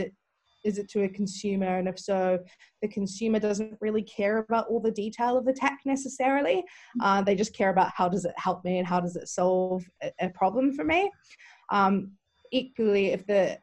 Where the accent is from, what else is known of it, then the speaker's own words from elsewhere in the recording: New Zealand; moved away as an adult; now in London, United Kingdom; originally, I'm actually from New Zealand, and I moved to London in 2006